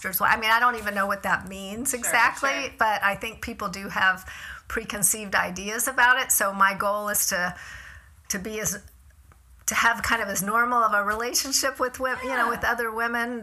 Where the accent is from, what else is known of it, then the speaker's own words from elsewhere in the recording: Tampa, Florida, United States; moved away as an adult; I grew up in Florida, and she's still there, lives in, you know, the same, in Tampa where I grew up.